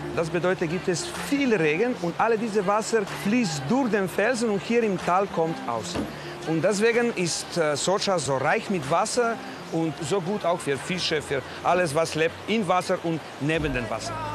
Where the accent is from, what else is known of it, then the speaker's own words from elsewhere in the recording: Trenta, Slovenia; German is a second language; Bei uns in Trenta